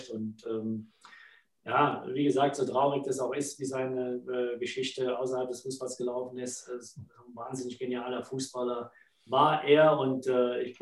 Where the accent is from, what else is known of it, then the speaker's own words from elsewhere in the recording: Germany; born there; ich bin zwar in Deutschland geboren, aber meine Familie, meine Eltern, meine Brüder sind alle in Neapel geboren. Und ich komme von da.